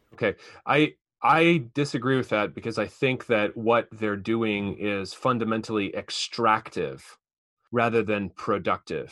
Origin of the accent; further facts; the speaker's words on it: East Coast, United States; now in Fort Wayne, United States; I'm from the East Coast